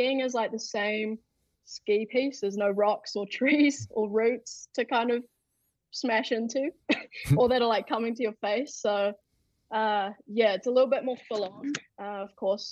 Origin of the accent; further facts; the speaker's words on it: Queenstown, Otago, New Zealand; in my hometown, Queenstown.